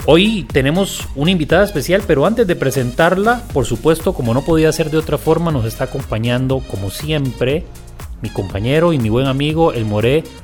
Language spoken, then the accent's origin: Spanish; Punta Arenas, Magallanes, Chile; Yo que soy oriundo de Punta Arenas te puedo hablar y explicar lo que significa el calor.